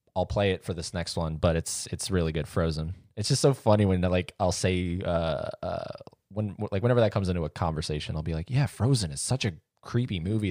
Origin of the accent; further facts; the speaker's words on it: St. Augustine, Florida, United States; I was born in Saint Augustine